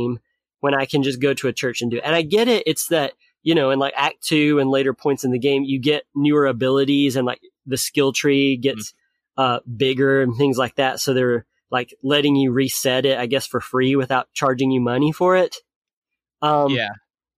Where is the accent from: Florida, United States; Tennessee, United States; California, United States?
Tennessee, United States; Lawrenceburg; moved away; So I'm originally from Tennessee. It's a really small town in Tennessee. The Lawrenceburg DMV, which is the one in Tennessee that I grew up